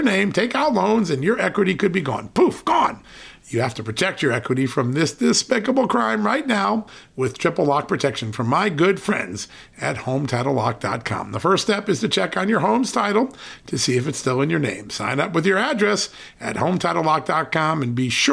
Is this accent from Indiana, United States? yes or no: no; Virginia, United States; in my home state of Virginia